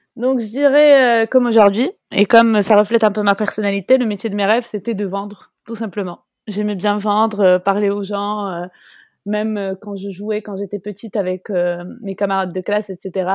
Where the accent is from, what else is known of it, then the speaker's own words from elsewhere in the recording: Morocco; je suis marocaine et je voulais vraiment représenter mon pays